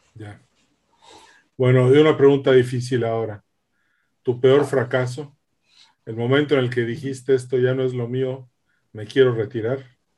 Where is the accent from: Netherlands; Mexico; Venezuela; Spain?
Mexico